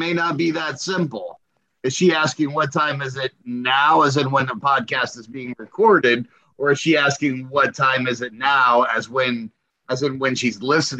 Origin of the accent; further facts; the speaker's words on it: Moldova; I was a gymnast, Olympic caliber for the country of Moldova, which is my home country.